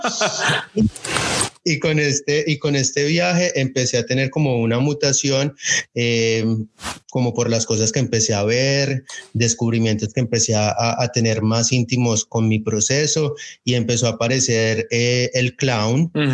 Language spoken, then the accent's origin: Spanish; Colombia; moved away; desde que salimos de Colombia